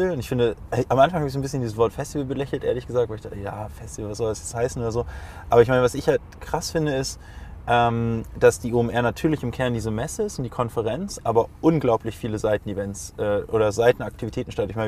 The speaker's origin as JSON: {"language": "German", "region": "Hamburg", "country": "Germany", "said": "ich als Hamburger war, glaube ich, so, ich weiß nicht, glaub ich glaube, ich war am ersten Event, wo noch 200 Leute waren."}